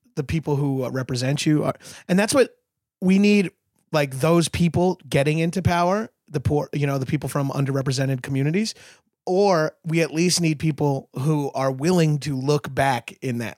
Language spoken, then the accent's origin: English; New York, United States; now in Los Angeles, United States; I'm from New York